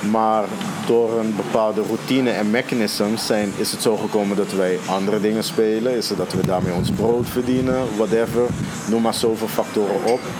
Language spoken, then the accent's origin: Dutch; Netherlands; accent: Hollands; Ook al praat ik nu met mijn Hollands accent zo.